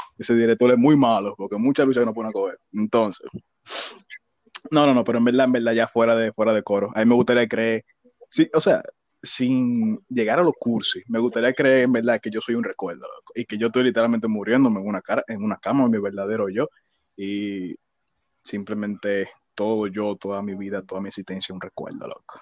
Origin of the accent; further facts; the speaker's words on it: Villa Faro, Distrito Nacional, Dominican Republic; me crié en Villafaro